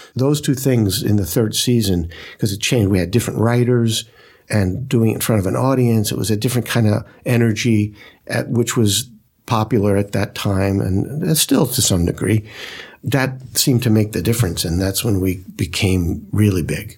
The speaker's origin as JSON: {"language": "English", "town": "New York City", "region": "New York", "country": "United States", "tie": "born or raised there", "said": "I grew up in Brooklyn"}